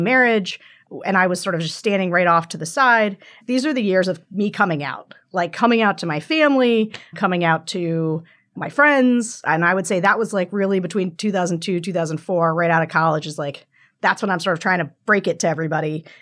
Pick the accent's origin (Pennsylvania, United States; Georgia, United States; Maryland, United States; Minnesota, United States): Pennsylvania, United States; Pennsylvania, my home state